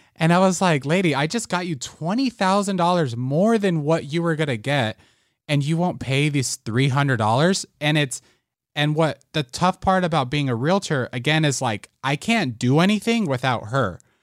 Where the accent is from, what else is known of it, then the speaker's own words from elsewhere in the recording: Las Vegas, Nevada, United States; also born or lived in Puerto Rico; I was born in Puerto Rico, um, moved to Las Vegas when I was six years old